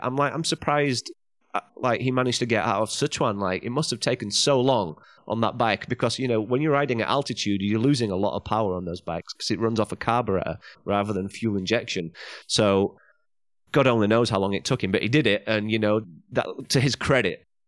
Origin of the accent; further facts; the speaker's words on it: England, United Kingdom; moved away as an adult; now in China; go back to England, get my, get my home country license